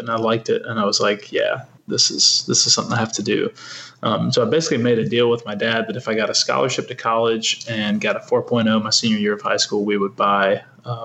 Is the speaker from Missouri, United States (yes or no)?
no; Birmingham, Alabama, United States; I'm from Birmingham, Alabama